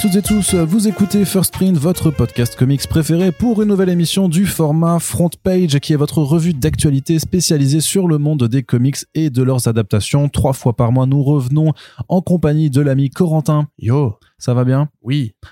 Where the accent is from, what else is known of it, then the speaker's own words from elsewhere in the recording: France; en tant que Français